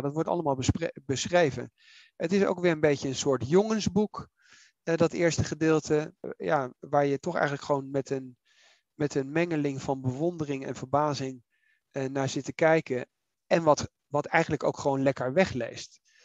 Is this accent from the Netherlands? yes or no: yes; The Hague, South Holland, Netherlands; ik ben in Den Haag opgegroeid